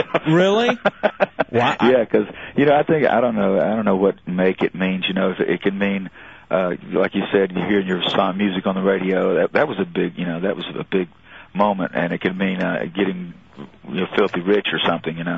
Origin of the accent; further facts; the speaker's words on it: Texas, United States; Oh yeah, I'm from